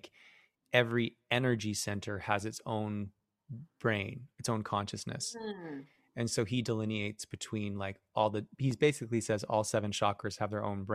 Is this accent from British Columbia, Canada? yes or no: yes; Vancouver, British Columbia, Canada; as a Canadian, like from small town Vancouver